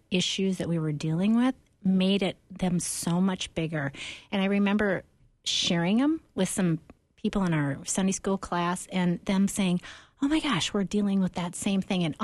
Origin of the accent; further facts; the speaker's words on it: Crystal, Minnesota, United States; also born or lived in Dallas, Texas; I grew up in uh, Crystal and went to high school in Minneapolis, uh, college, Dallas, and then back up to Minneapolis.